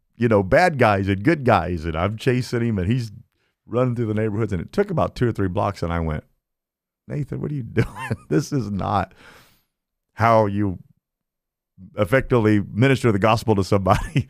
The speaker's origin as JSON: {"language": "English", "town": "Kokomo", "region": "Indiana", "country": "United States", "moved": "as an adult", "lives_now": "Fort Myers, United States", "said": "I'm from Indiana. I am from, um, a little town called Kokomo, Indiana, a very special place"}